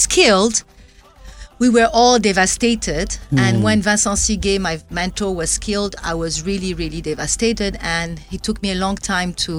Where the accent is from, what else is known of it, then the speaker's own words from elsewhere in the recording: Ouagadougou, Centre, Burkina Faso; I was born in Ouagadougou